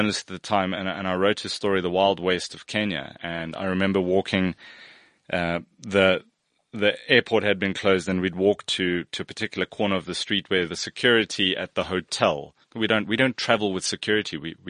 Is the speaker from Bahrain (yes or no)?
yes; Bahrain; So I spent time in the Middle East. I grew up in Bahrain.